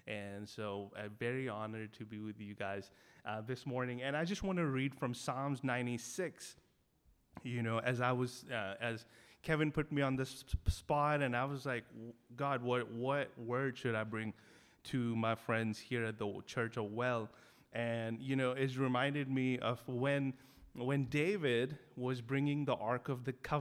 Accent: Delhi, India; I grew up in Delhi. You know, I grew up 21 years not knowing anyone who was a Christian in my school, college, and neighborhood

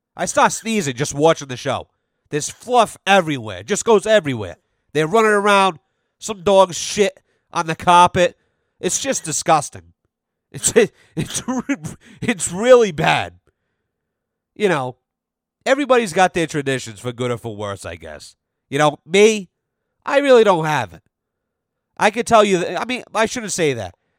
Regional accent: United States; I'm an American.

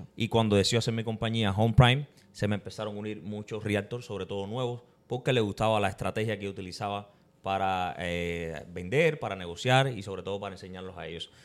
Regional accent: Cuba; now in Tampa, United States; como todo cubano, como todo inmigrante, eh, llegamos a este país persiguiendo un sueño

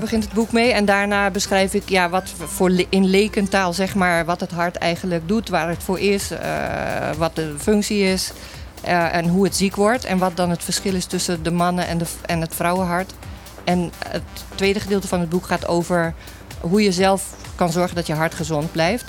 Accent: Curaçao; ik kom uit Curaçao

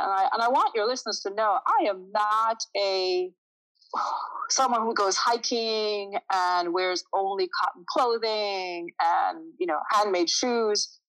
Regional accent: Jamaica; is I'm originally from Jamaica. I'm used to, when I grew up, someone could be walking down the street

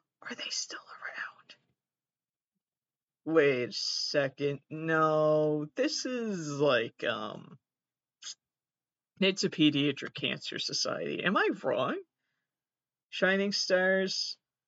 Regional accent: United States; I'm an American.

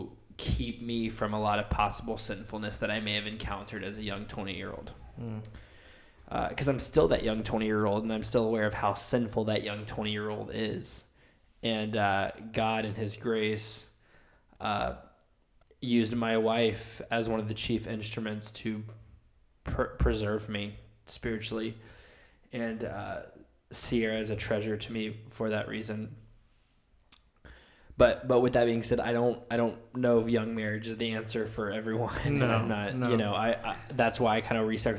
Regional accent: Summerville, South Carolina, United States; I was born and raised in Somerville, South Carolina

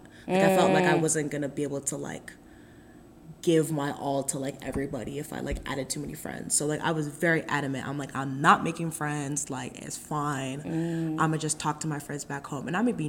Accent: Nigeria; because I think, like, being Nigerian is, like, very, like, I would not be who I would, like, who I am without being Nigerian.

